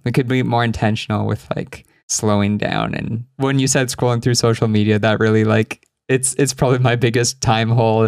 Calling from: Argentina; I'm calling from Argentina

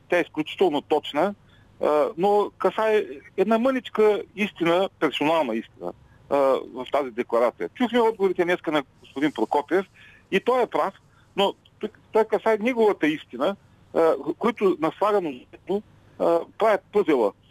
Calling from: Ruse, Ruse Province, Bulgaria; от Русе.

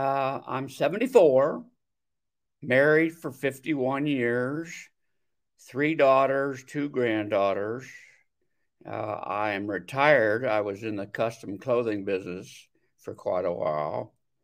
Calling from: Scottsdale, Arizona, United States; Scottsdale, Arizona.

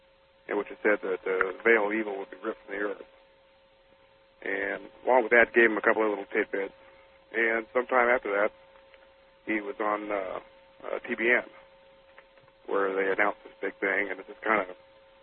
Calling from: Tacoma, Washington, United States; I'm calling from Tacoma, Washington.

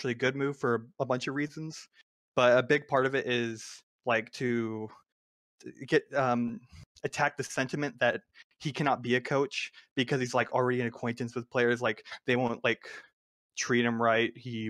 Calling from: Temple, Texas, United States; I am calling from Temple, Texas.

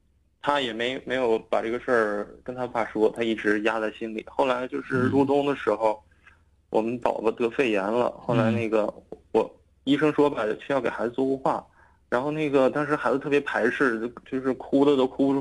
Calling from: Shenyang, Liaoning, China; 我是沈阳的 {S1} 嗯 {S3} 听众

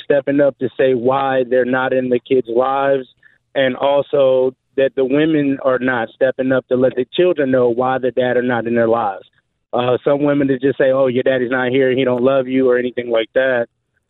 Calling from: Jacksonville, Florida, United States; Jacksonville, Florida.

